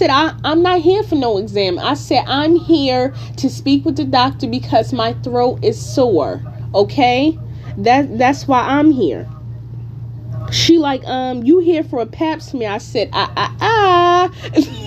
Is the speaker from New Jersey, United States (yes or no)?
yes; Newark, New Jersey, United States; now in California, United States; I am from Newark, New Jersey